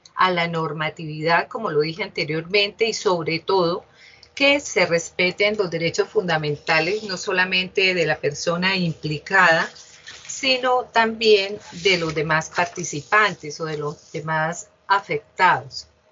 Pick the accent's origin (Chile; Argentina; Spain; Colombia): Colombia; Bucaramanga, Santander; yo nací en esta ciudad, en Bucaramanga